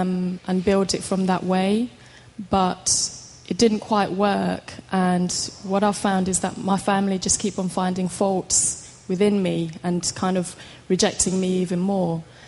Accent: London, United Kingdom; from London.

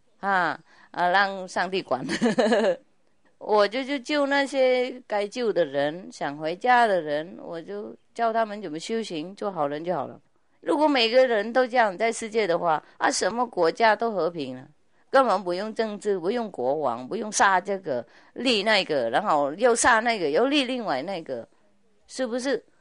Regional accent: China; 对，我们中国人比较懂这些事情，因为我们从小就从以前都。渗入那个圣贤的一些教理嘛，啊，所以不是中国人软弱

